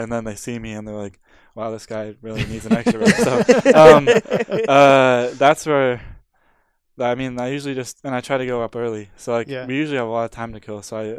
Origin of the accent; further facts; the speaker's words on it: Pacific Northwest, United States; Because I'm from the Pacific Northwest, Alaska is like my favorite airline.